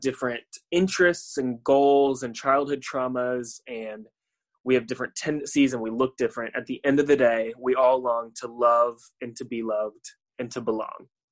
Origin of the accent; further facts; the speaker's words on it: Tampa, Florida, United States; moved away as an adult; also born or lived in Chattanooga, Tennessee; I am from Tampa, Florida. I grew up, born and raised there